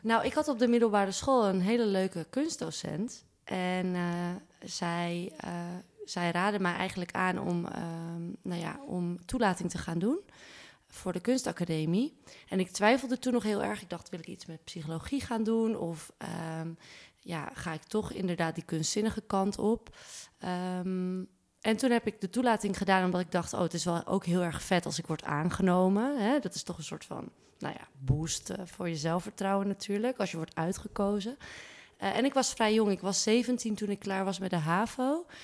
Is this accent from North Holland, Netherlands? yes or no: yes; Zaandam, North Holland, Netherlands; moved away as an adult; now in Amsterdam, Netherlands; Ik kom uit Zaandam, maar ik woon al sinds mijn achttiende in Amsterdam.